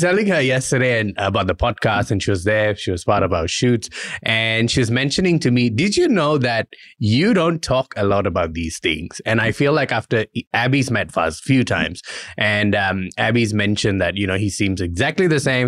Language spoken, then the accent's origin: English; Malaysia; now in Australia; I'm Indian, I was born in Malaysia